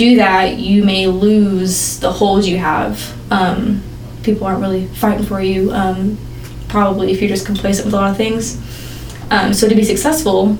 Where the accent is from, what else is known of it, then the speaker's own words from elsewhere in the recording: Bentonville, Arkansas, United States; I grew up around the area of Northwest Arkansas my entire life. Graduated from Bentonville High School